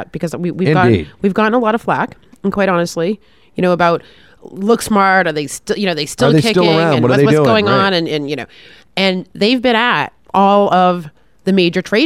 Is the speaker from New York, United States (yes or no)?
no; Marblehead, Massachusetts, United States; moved away; also born or lived in Boston